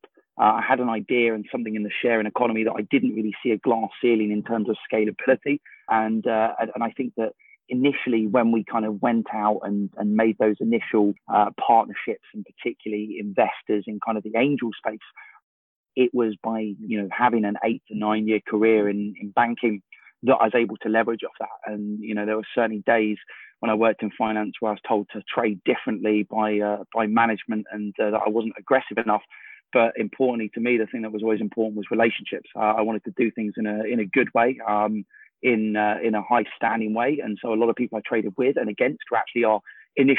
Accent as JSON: {"language": "English", "region": "London", "country": "United Kingdom", "tie": "born or raised there", "moved": "yes", "said": "I grew up in London. I've long moved out of London now"}